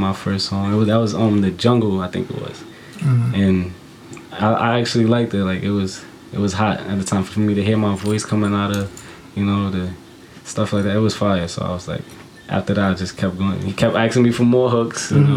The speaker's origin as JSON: {"language": "English", "town": "New York City", "region": "New York", "country": "United States", "tie": "born or raised there", "said": "Boogie Down, Bronx. That's where I'm from, around like 167, Finley. Yeah, that's where I grew up"}